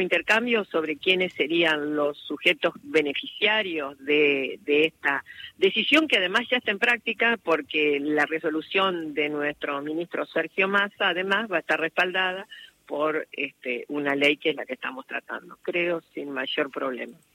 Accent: Argentina; nosotros como argentinos argentinos

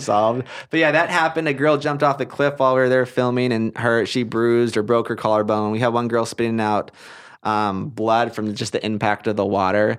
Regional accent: Portland, Oregon, United States; moved away; also born or lived in Hawaii / Utah; I'm from Portland, Oregon. That's where I grew up. That's where I was raised.

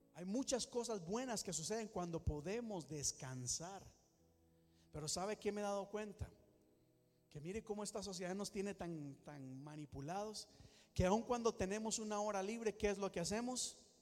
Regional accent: Costa Rica; moved away; En mi país nos, en algunos momentos hasta nos obligaban a ir a la iglesia tres o cuatro veces a la semana para buscar Dios y más si uno tenía que servir. Eso es en Costa Rica

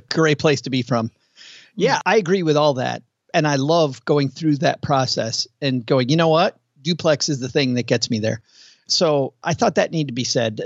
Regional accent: Kalamazoo, Michigan, United States; moved away; Close to Lake Michigan. I, I'm from Kalamazoo.

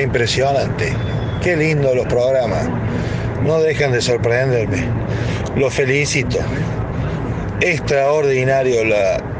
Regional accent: Córdoba, Argentina; moved away; para los cordobeses, para mi tierra

